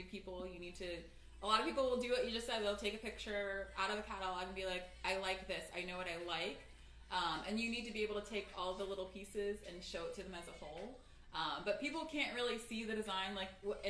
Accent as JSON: {"language": "English", "region": "Maryland", "country": "United States", "moved": "as an adult", "lives_now": "Los Angeles, United States", "said": "I'm actually from Maryland originally, the East Coast"}